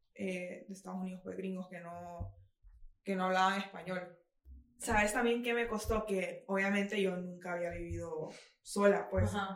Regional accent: Honduras; moved away as an adult; now in United States; yo crecí en Honduras

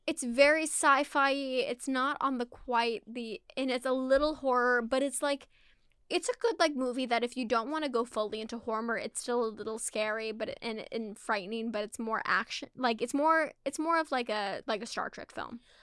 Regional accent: Scotland, United Kingdom; I'm not even Irish, I'm Scottish

